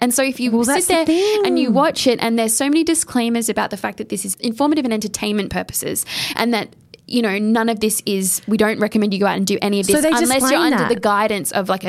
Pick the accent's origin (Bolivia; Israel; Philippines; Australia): Australia; …. No, we say that in Australia.